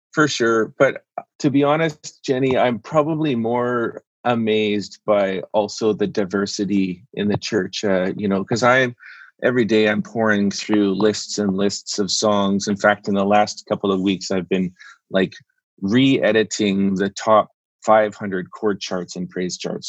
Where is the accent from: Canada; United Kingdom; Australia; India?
Canada; also born or lived in Vancouver; I'm a Canadian.